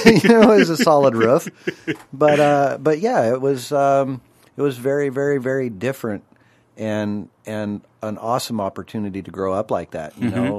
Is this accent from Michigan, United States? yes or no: no; Spokane, Washington, United States; I was born in Spokane, Washington, Deaconess Hospital.